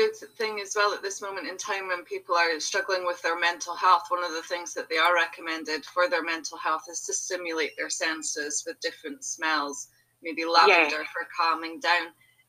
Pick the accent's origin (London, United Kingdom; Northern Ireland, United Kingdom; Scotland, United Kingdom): Scotland, United Kingdom; Aberdeen; I'm from Aberdeen in Scotland